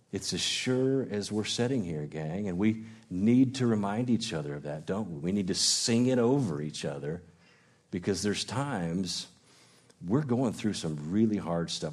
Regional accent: Illinois, United States; now in Gainesville, United States; I grew up in Illinois

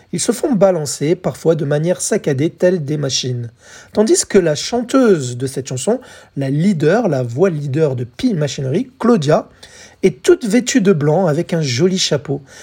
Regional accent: France; chez nous, en France

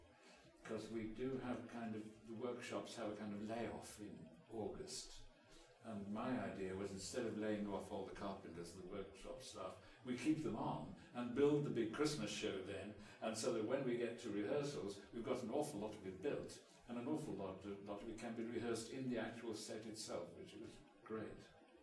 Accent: England, United Kingdom; accent: English; Consequently, I've totally lost my English accent and everybody thinks I'm Canadian.

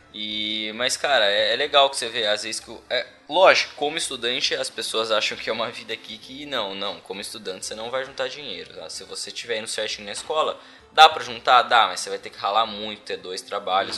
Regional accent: Brazil; moved away as an adult; now in Ireland; Primeira vez que eu saí do Brasil

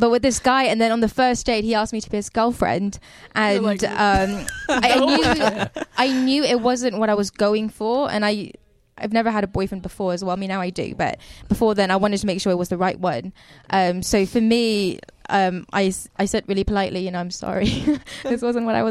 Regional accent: England, United Kingdom; also born or lived in Burma; I was born in Burma. I grew up in England

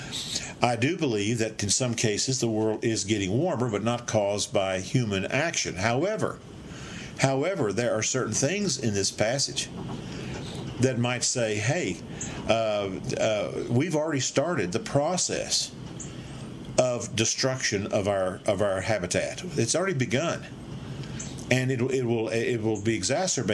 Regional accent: Dallas, Texas, United States; I was raised in Dallas, Texas, and what a peaceful, good city back in the 40s and 50s

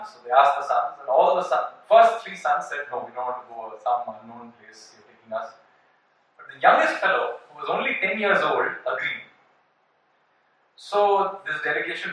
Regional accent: India; we Indians

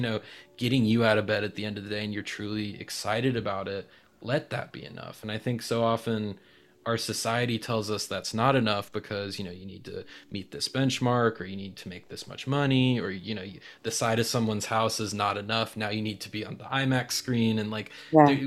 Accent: North Carolina, United States; North Carolina, that's my hometown, uh, home state

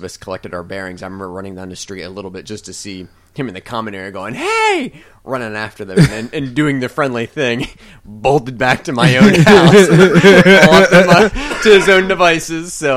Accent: Walkersville, Maryland, United States; growing up in Glade Town

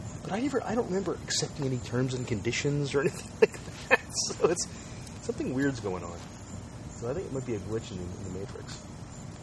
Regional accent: London, Ontario, Canada; moved away; I'm from London, and it's all suburbs and malls

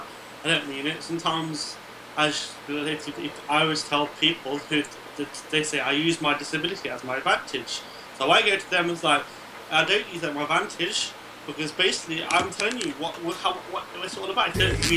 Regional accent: Lincolnshire, East Midlands, United Kingdom; So, basically from the UK, from Lincolnshire. I'm 20 years old.

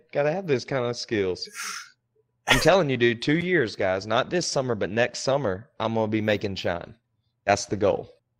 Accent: the South, United States; And it didn't offend me as a Southerner.

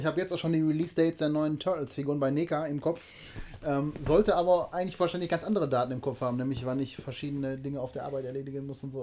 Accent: Oberhausen, North Rhine-Westphalia, Germany; also born or lived in Duisburg; ich bin mit denen in Oberhausen und in Duisburg aufgewachsen

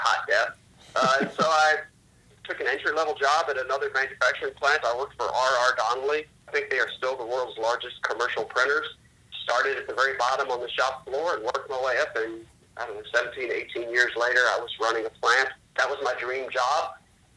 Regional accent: outside of Richmond, Virginia, United States; I grew up outside of Richmond, Virginia

